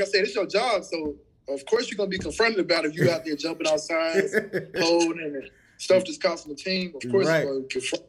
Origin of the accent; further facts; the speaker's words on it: Memphis, Tennessee, United States; I'm from Memphis, Tennessee